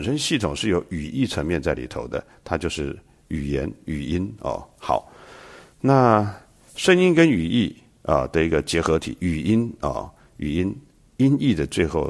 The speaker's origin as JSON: {"language": "Chinese", "country": "China", "said": "我们中国人是喜欢玉的，我们说冰清玉洁"}